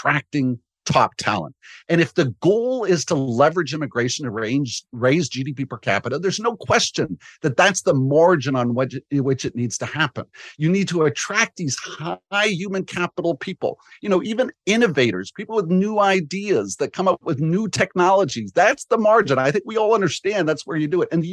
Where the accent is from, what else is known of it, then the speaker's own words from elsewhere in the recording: Mississauga, Ontario, Canada; I'm an immigrant myself. I grew up in Mississauga.